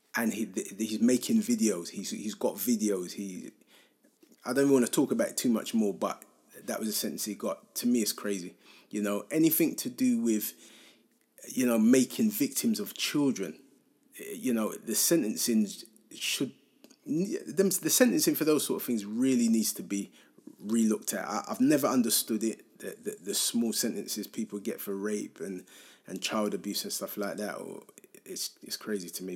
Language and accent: English; London, United Kingdom; I feel quite lucky to have grown up in Hackney